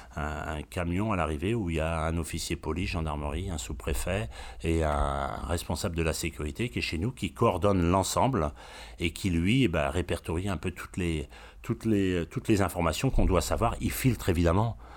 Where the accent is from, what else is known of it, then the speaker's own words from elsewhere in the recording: Brittany, France; je suis breton